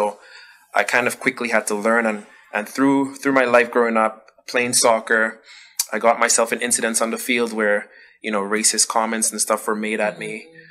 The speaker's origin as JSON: {"language": "English", "country": "Dominica", "tie": "born or raised there", "also_born_or_lived": "Ottawa, Canada", "moved": "yes", "lives_now": "Canada", "said": "I grew up in Dominica. So in growing up, I never had to worry about all what I've been hearing since I moved to Canada. And I went from growing up in Dominica to now coming to Canada"}